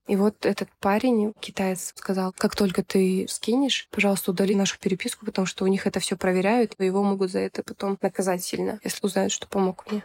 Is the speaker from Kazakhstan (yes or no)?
yes; Kyzylorda, Kyzylorda Region, Kazakhstan; Я сама из Казларды родом, южная часть Казахстана